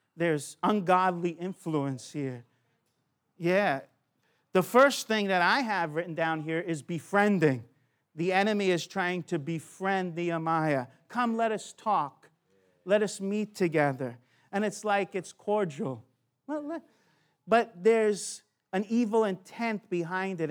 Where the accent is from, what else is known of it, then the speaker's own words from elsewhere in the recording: United States; now in Australia; I'm from America